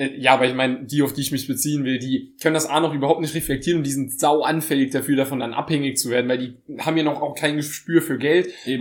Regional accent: Saarbrücken, Saarland, Germany; ich komme aus Saarbrücken, das ist ja eine Stadt.

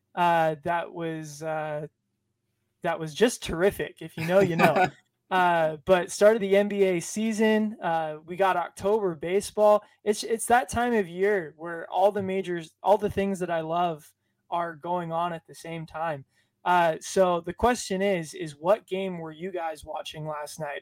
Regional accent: Southern California, United States; I'm from Southern California, where traveling thirty miles can take two hours

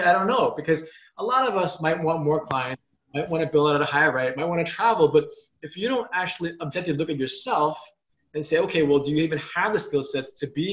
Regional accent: New York, United States; I'm a New Yorker

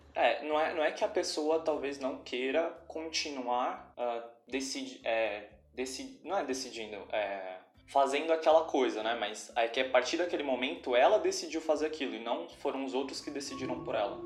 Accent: São Paulo, Brazil; eu sou já de São Paulo

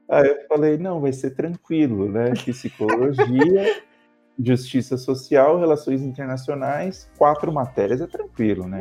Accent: Brazil; moved away as an adult; now in Australia; a gente também é diferente como brasileiros

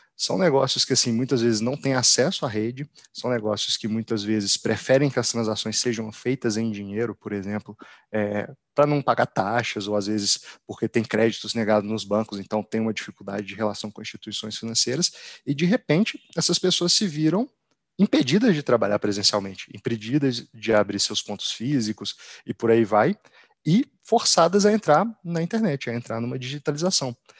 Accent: Belo Horizonte, Minas Gerais, Brazil; moved away as an adult; now in São Paulo, Brazil; sou natural de, de Belo Horizonte, atualmente eu moro em São Paulo.

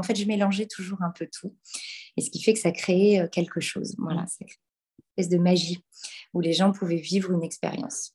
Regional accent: Normandy, France; par chez nous, en Normandie

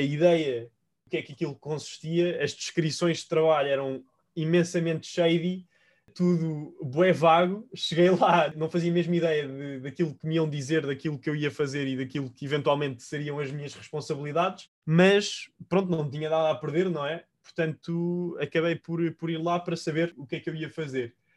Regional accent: Portugal; also born or lived in Spain; eu estava, enquanto português, a trabalhar em Espanha para uma empresa irlandesa

